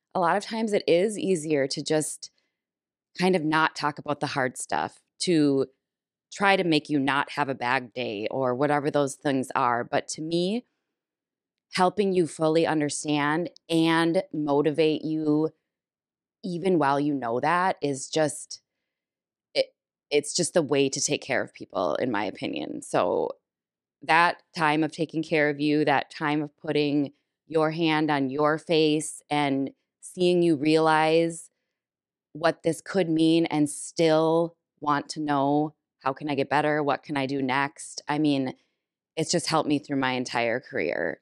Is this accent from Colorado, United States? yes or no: no; Minnesota, United States; being a Minnesotan my whole life and a cabin goer